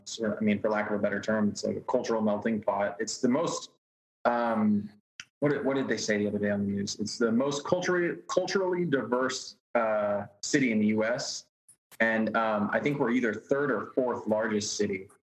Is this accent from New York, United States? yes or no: no; Kansas, United States; moved away as an adult; also born or lived in Oklahoma; now in Houston, United States; So I was born in Kansas, and then I grew up there, and then I went to school in Oklahoma and worked in Texas.